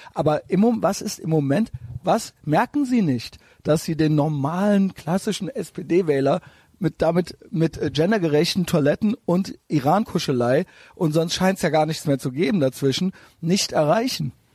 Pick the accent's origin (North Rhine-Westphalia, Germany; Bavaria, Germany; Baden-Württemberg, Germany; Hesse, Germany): North Rhine-Westphalia, Germany; Cologne; ich selber als Kölner